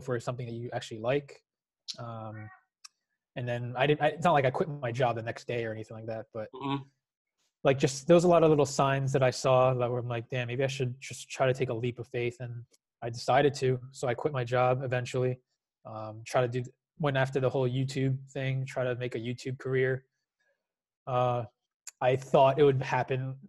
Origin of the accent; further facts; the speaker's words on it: New Jersey, United States; I was born and raised in New Jersey. I lived here my entire life.